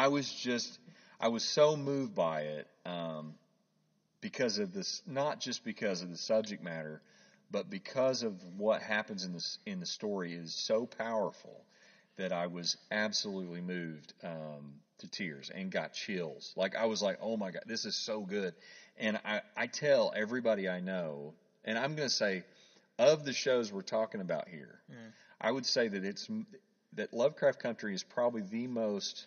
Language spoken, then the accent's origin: English; Oklahoma, United States; I grew up in Oklahoma